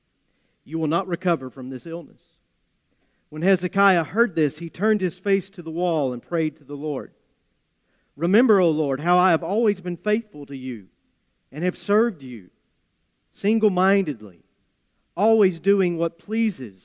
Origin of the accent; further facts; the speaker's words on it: Appalachia, United States; accent: Appalachian; my Appalachian accent